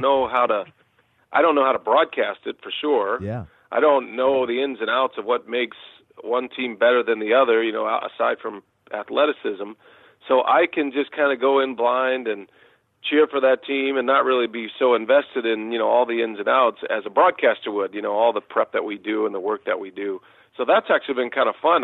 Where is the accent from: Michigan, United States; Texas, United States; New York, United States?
Texas, United States; Austin; I was a big Texas Longhorns fan growing up in Austin, Texas